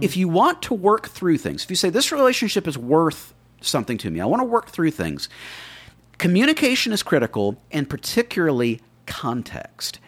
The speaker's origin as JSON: {"language": "English", "town": "Miami", "region": "Florida", "country": "United States", "tie": "born or raised there", "said": "I grew up in Miami"}